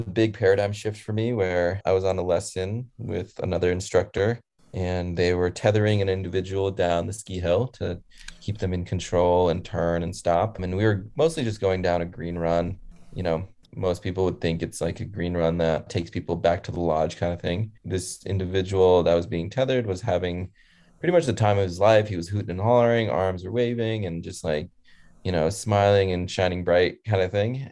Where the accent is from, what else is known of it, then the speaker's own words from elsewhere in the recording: Connecticut, United States; I was born in Connecticut and around nine months, my leg was amputated. So we moved back to where my parents are originally from and then uh, moved back to the States